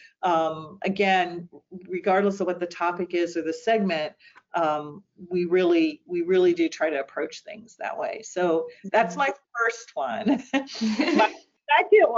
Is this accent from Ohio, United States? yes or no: yes; St. Marys, Ohio, United States; also born or lived in Worthington, Ohio; I grew up in St. Mary's, Ohio